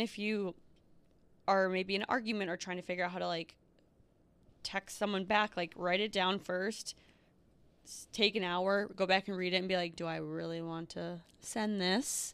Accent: Northfield, Minnesota, United States; moved away; where I grew up. Northfield.

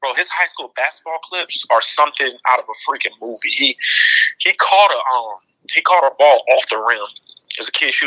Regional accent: Immokalee, Florida, United States; moved away; I'm from Immokalee

